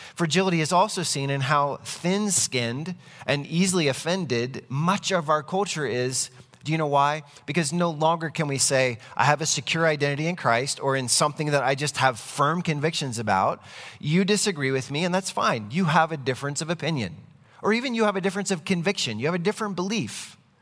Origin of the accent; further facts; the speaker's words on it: United States; I am an American citizen